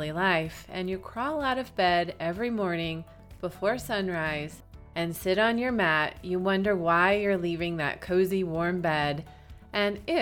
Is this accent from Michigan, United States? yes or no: yes; Michigan, United States; moved away as an adult; also born or lived in Hawaii; my home state of Michigan